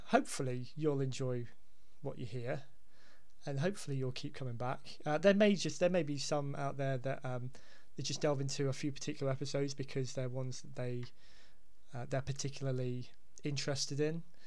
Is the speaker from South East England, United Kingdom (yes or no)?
yes; Hampshire, South East England, United Kingdom; now in Devon, United Kingdom; I'm originally from from Hampshire